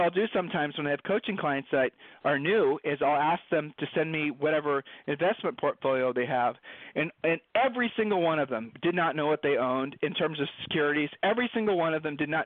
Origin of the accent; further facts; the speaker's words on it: Columbus, Ohio, United States; Julie and I were growing up in Columbus, Ohio.